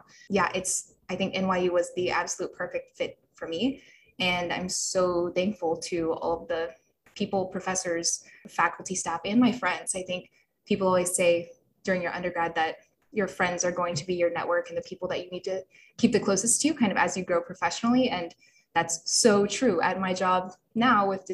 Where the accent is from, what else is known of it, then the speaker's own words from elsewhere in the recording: Birmingham, Alabama, United States; moved away as an adult; also born or lived in New York; I'm from Birmingham, Alabama